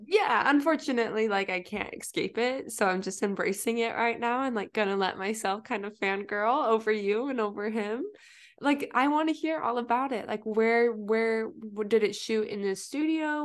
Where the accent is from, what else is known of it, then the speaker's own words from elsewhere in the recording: Utah, United States; I'm from Utah